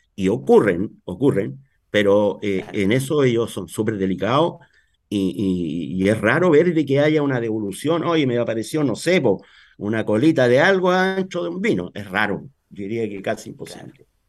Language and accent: Spanish; Talca, Maule, Chile; En Talca. Yo soy de Talca. Nacido, criado aquí toda mi vida en Talca.